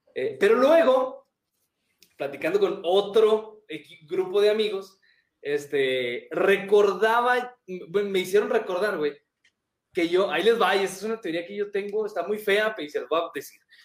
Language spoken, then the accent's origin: Spanish; Mexico